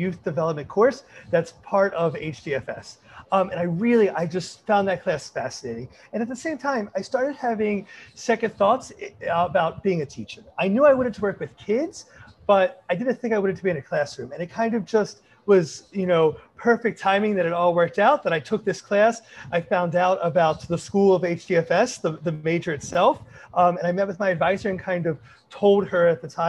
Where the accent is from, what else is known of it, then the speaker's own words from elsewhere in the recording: Baltimore, Maryland, United States; also born or lived in Kent, Ohio; I am born and raised in Baltimore, Maryland